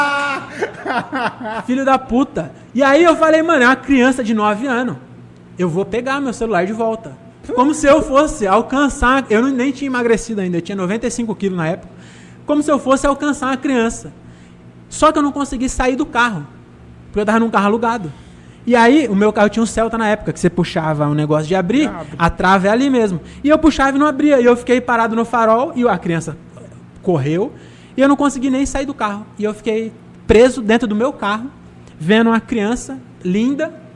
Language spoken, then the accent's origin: Portuguese; Francisco Morato, São Paulo, Brazil; eu sou de Morato